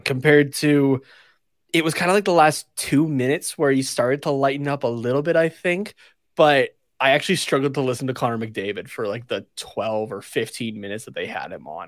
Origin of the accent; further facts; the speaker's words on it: Canada; as a Canadian like, growing up